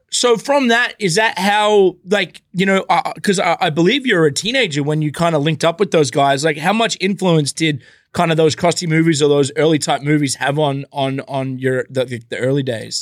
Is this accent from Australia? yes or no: yes; Australia; where I grew up in Australia